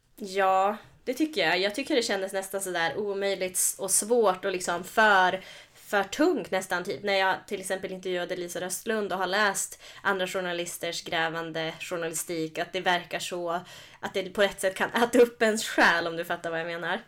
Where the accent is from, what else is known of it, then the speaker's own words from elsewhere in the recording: Norrland, Sweden; min norrländska sida